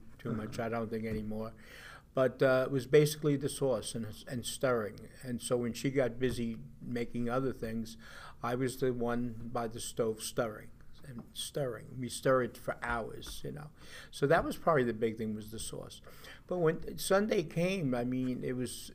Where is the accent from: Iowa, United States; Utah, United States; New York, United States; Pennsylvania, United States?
New York, United States; Long Beach; also born or lived in Newport, Rhode Island; Childhood was, of course, Long Beach, being at the beach as a young kid with the family